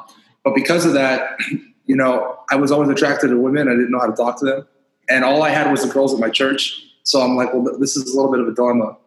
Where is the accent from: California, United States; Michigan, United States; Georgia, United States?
California, United States; Southern; now in Miami, United States; I grew up in California, in Southern California